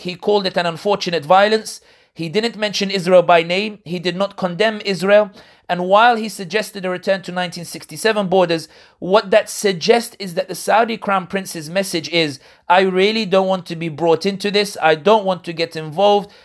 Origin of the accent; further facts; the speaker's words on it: London, United Kingdom; people like me born and raised in London but originally from North Africa